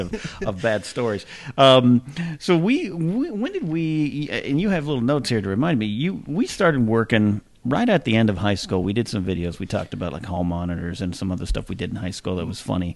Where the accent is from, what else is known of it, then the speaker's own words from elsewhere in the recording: Arroyo Grande, California, United States; moved away; Broadcasting from the beautiful central coast of California, more specifically Arroyo Grande, California, this is the Knapsack Files on the road in my home town